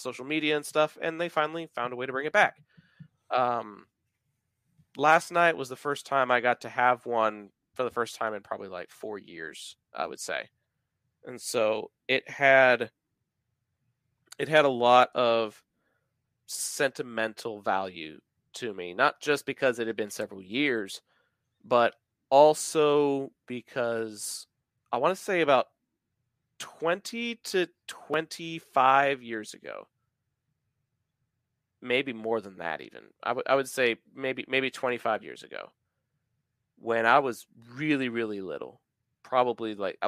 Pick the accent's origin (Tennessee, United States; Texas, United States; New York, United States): Texas, United States; I am from Texas